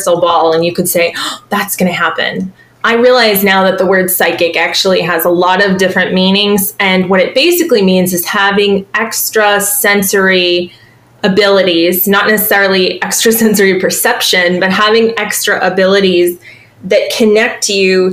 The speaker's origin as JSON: {"language": "English", "town": "Boston", "region": "Massachusetts", "country": "United States", "moved": "as an adult", "lives_now": "Savannah, United States", "said": "I'm originally from Boston"}